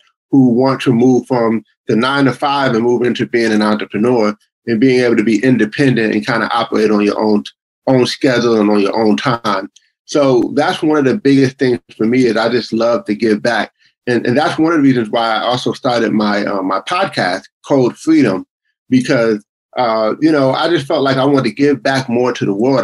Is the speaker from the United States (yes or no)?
yes; Buffalo, New York, United States; now in Greenville, South Carolina, United States; I grew up in Buffalo, New York, in the cold. I'm in South Carolina now